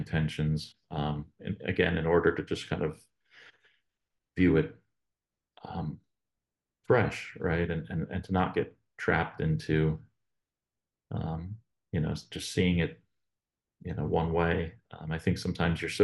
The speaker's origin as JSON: {"language": "English", "area": "the Poconos", "region": "Northeast Pennsylvania", "country": "United States", "moved": "yes", "lives_now": "Northern West Virginia, United States", "said": "I'm from Northeast PA, and originally up in the Poconos, but not very far from Allentown"}